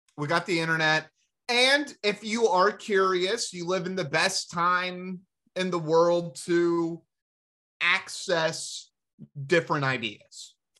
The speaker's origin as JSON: {"language": "English", "region": "the South", "country": "United States", "tie": "born or raised there", "said": "being Americans and growing up in the South"}